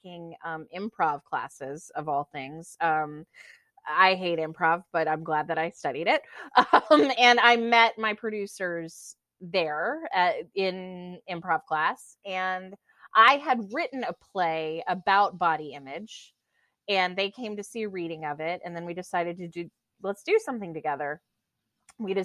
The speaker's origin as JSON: {"language": "English", "region": "the South", "country": "United States", "moved": "yes", "lives_now": "New York City, United States", "said": "I'm from the South originally, and it was about my family"}